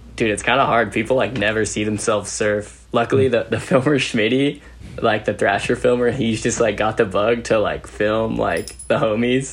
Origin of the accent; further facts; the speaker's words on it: Modesto, California, United States; I grew up in Modesto, California